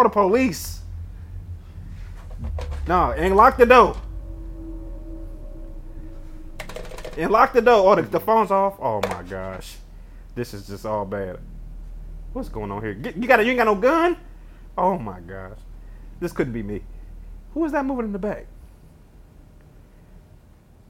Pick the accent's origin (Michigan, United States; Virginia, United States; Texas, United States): Michigan, United States; Detroit; I'm from Detroit.